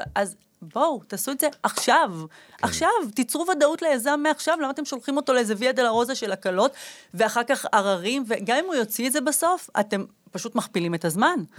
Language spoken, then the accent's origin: Hebrew; Jerusalem, Jerusalem District, Israel; אני גדלתי בירושלים, בקטמון